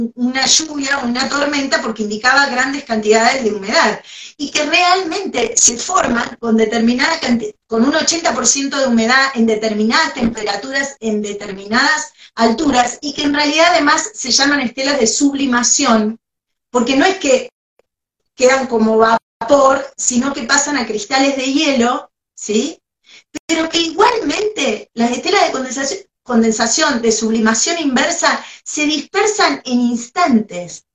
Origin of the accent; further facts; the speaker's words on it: Argentina; somos argentinos